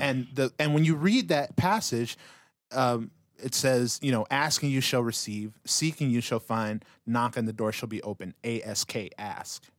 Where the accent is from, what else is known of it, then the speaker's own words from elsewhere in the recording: Utah, United States; growing up in Utah